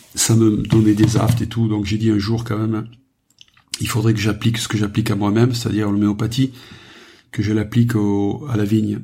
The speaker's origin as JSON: {"language": "French", "town": "Saint-André-de-Roquelongue", "region": "Occitania", "country": "France", "tie": "born or raised there", "also_born_or_lived": "Narbonne", "said": "né à Narbonne, j'ai vécu dans les Corbières les 30 premières années de ma vie dans un village qui s'appelle Saint-André de Roquelongue"}